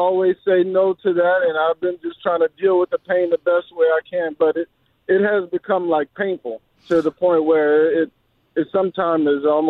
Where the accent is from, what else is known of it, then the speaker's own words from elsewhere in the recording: near New Orleans, Louisiana, United States; I grew up in Louisiana, a little town right outside of New Orleans.